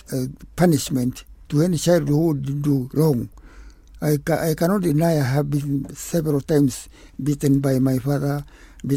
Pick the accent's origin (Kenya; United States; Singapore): Kenya; Murang'a, Murang'a County; I grew up in Kikuyu land, herding boys and working